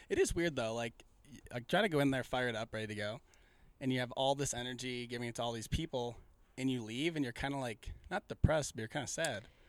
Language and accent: English; Midwest, United States; I say I'm from the Midwest